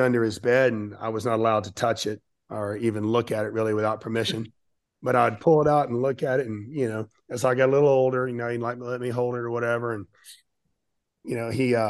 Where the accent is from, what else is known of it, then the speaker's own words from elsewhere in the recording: Pensacola, Florida, United States; I grew up in Pensacola, Florida, which is about 3 hours east of New Orleans on the beach